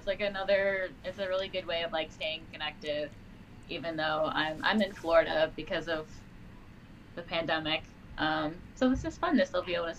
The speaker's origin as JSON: {"language": "English", "town": "Riyadh", "region": "Riyadh Province", "country": "Saudi Arabia", "tie": "born there", "said": "I was born in Riyadh, Saudi Arabia."}